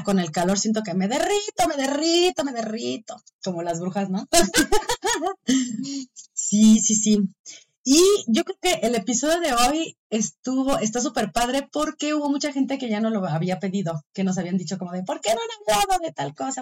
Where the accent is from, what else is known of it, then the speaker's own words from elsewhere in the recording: Purépecha homeland, Michoacán, Mexico; de mi tierra, de mi pueblo.